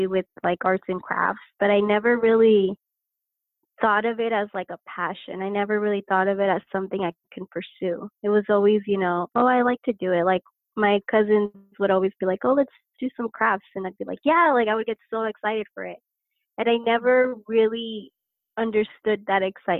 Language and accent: English; Lancaster, California, United States; I was born actually here in Lancaster, California. I'm still here